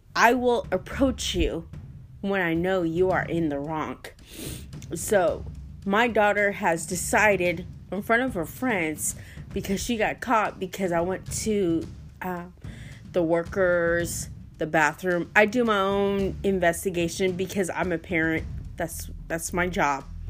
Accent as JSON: {"language": "English", "country": "United States", "tie": "born or raised there", "said": "I was born here in the United States of America"}